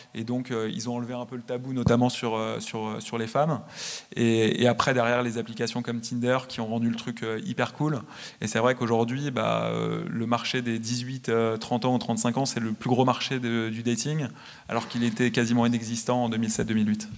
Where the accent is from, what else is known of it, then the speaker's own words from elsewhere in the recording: France; moved away as an adult; also born or lived in United States; je viens de France. mon réseau à l'origine, il est en France